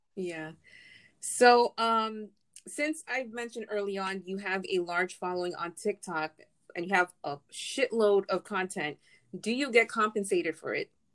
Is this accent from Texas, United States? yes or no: no; New York City, New York, United States; We're from the same city.